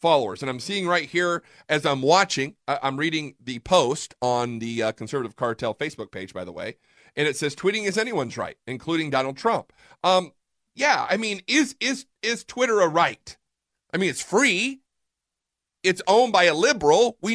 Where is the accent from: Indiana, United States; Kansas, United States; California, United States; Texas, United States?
Indiana, United States; Fort Wayne; now in Fort Worth, United States; I'm from Fort Wayne, Indiana.